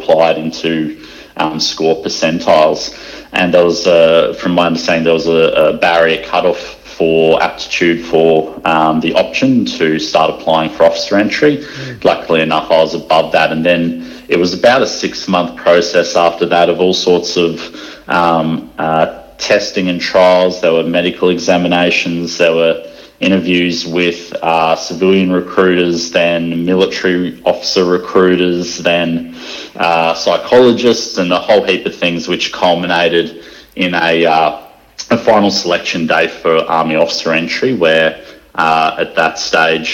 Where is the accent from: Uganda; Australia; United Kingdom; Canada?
Australia; Sunshine Coast, Queensland; I grew up on the Sunshine Coast and had a pretty nice upbringing there